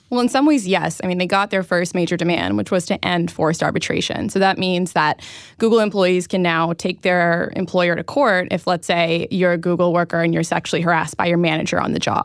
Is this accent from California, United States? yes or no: yes; Silicon Valley, California, United States; I'm from Silicon Valley